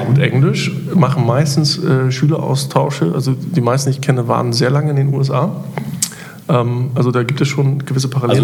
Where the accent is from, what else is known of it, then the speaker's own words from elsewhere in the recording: Germany; Wir als Deutsche